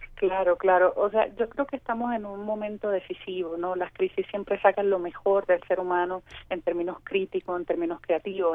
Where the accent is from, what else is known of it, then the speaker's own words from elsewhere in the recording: Puerto Rico; salimos de Puerto Rico a diferentes países y llevamos nuestro pasaporte